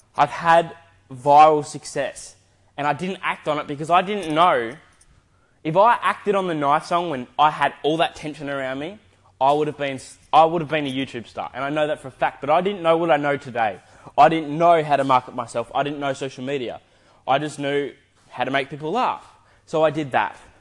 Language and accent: English; Adelaide, South Australia, Australia; now in Gold Coast, Australia; I am currently living on the Gold Coast in Queensland. I'm from Adelaide, but I've been here for 12 years, 11 to 12 years